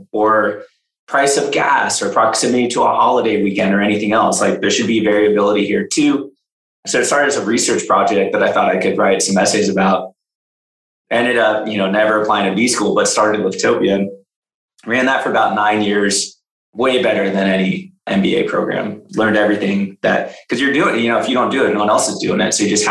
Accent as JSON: {"language": "English", "area": "Bay Area", "region": "California", "country": "United States", "tie": "born or raised there", "also_born_or_lived": "Los Angeles, California", "said": "I'm from the Bay Area. I grew up in the Bay Area."}